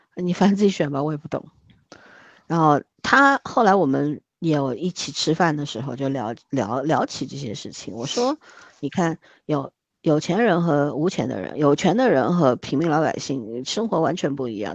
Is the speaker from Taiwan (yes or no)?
no; China; 作为一个中国人